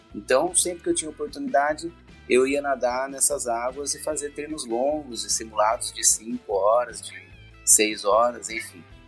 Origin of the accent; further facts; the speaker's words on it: Campinas, São Paulo, Brazil; also born or lived in São José dos Campos; sou de Campinas, aqui em São Paulo, né? Sou campineiro. Na verdade, eu sou juzense